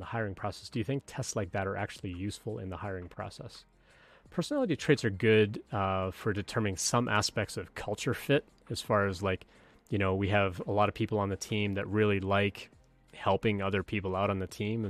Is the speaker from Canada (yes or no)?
yes; Canada; moved away as an adult; now in United States; I'm from Canada.